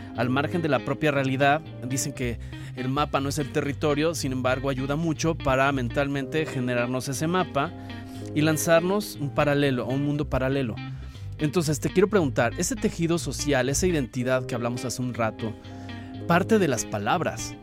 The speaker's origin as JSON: {"language": "Spanish", "country": "Mexico", "said": "la identidad nuestra como mexicanos"}